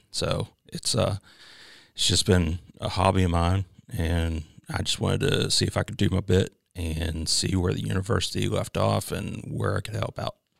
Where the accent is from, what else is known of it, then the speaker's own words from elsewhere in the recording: Chambersburg, Pennsylvania, United States; moved away as an adult; now in South Carolina, United States; I'm originally from Chambersburg, Pennsylvania, uh, which is about thirty miles from Gettysburg